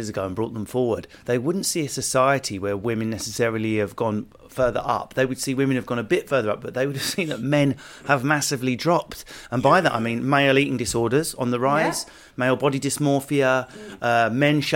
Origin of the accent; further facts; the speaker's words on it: Essex, East of England, United Kingdom; I come from Essex.